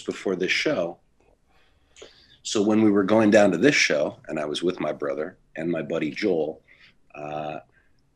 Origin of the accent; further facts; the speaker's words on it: Toronto, Ontario, Canada; I grew up in Toronto, but I also grew up a Buffalo Sabres fan